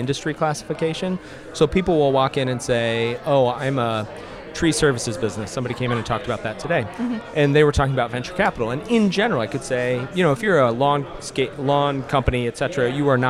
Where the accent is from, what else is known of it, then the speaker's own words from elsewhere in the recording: Omaha, Nebraska, United States; I'm from Omaha, Nebraska